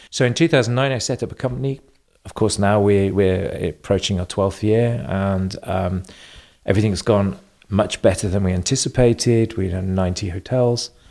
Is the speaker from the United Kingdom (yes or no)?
yes; England, United Kingdom; born there; accent: slight German; also born or lived in Germany; Um, I was born in England. Um, I spent 10 years living in Germany, so I have a slight German accent.